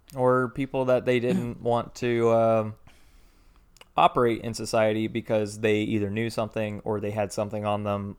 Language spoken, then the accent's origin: English; Milledgeville, Georgia, United States; I'm from Milledgeville